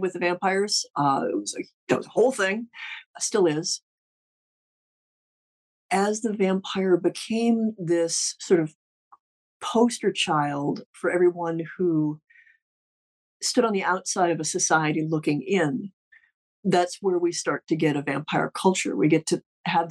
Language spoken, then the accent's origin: English; Ohio, United States; I'm from Ohio.